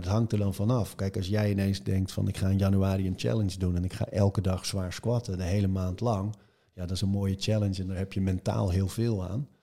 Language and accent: Dutch; Marken, North Holland, Netherlands; ik ben op Marken geboren